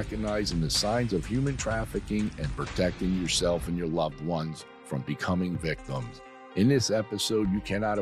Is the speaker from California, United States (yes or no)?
no; New Jersey, United States; I'm from Jersey